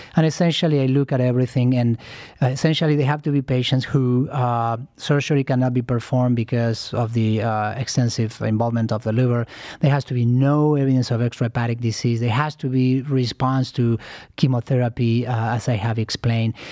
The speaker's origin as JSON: {"language": "English", "country": "Argentina", "moved": "yes", "said": "I'm originally from Argentina"}